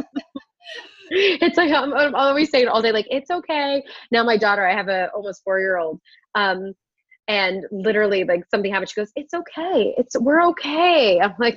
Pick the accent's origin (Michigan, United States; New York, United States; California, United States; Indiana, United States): New York, United States; I'm also a New Yorker at heart